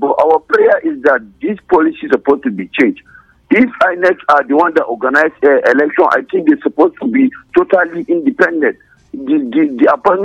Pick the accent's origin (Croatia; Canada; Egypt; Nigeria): Nigeria; we Nigerians